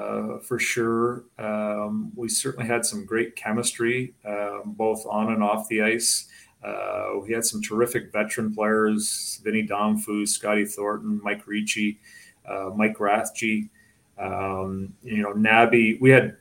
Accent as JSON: {"language": "English", "area": "about 2.5 hours from Toronto", "region": "Ontario", "country": "Canada", "tie": "born or raised there", "moved": "yes", "said": "it was only about 2.5 hours away from my hometown"}